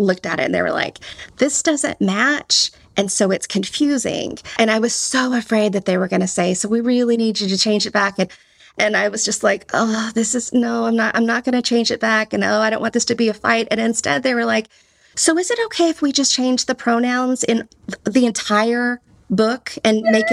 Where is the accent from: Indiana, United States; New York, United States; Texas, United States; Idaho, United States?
Texas, United States; accent: Texan; my Texan accent